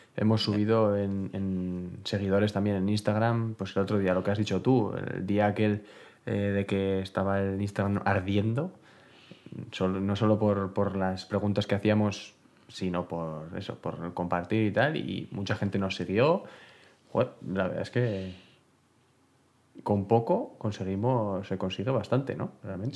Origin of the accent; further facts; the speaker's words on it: Bera, Navarre, Spain; mi pueblo, de Vera, de Vida de Vidasoa